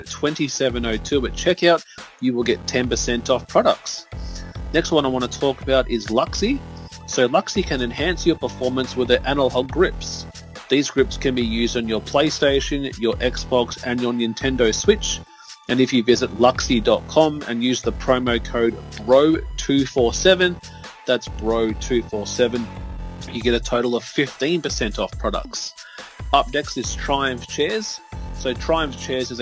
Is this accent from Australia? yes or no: yes; Australia; I'm an Aussie